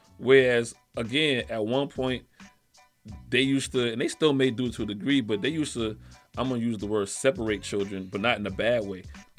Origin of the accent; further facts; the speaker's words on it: South Carolina, United States; I'm from South Carolina.